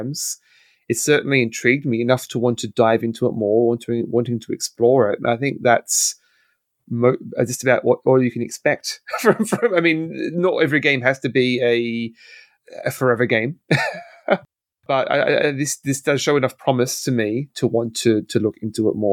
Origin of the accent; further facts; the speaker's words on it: Australia; as an Australian